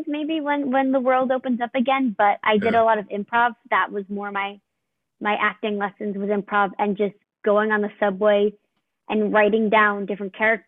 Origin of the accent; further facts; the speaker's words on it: New York City, New York, United States; I'm from New York